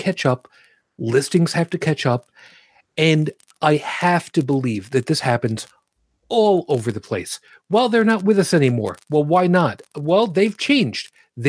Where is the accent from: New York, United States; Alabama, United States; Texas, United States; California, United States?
New York, United States; West Babylon; moved away; also born or lived in Brooklyn, New York; I lived down there most of my life. I was born in Brooklyn. I was raised in West Babylon. I was, you know, my father was a beat cop in Farmingdale.